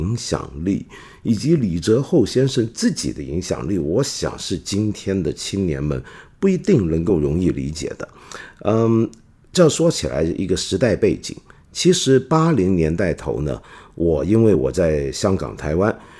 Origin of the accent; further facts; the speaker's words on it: China; 来关心我们中国人都该关心的大事儿。